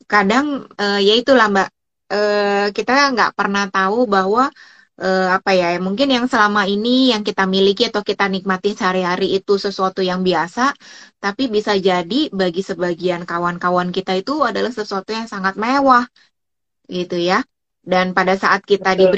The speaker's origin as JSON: {"language": "Indonesian", "region": "Java", "country": "Indonesia", "said": "aku orang Jawa"}